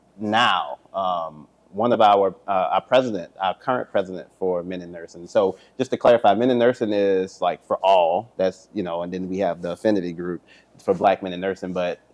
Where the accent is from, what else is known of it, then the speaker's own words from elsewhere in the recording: New Orleans, Louisiana, United States; I think I'm from New Orleans, and so all of my brothers, they have strong New Orleans accents, Cajun accents, and I get it a lot more when I go home